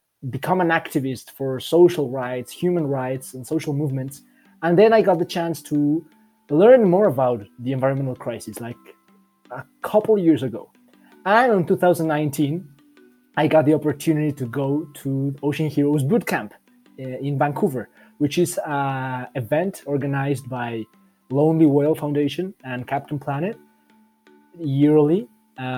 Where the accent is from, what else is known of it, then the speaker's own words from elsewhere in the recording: Mexico City, Mexico; I'm from Mexico City